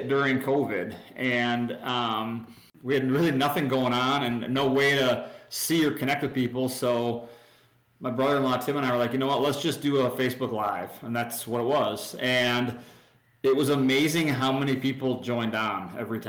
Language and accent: English; Wisconsin, United States; I grew up in a small town in Wisconsin